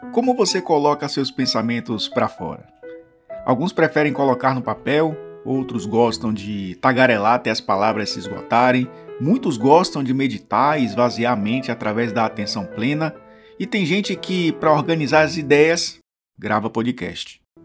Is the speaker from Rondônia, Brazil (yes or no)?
no; Bahia, Brazil; sou baiano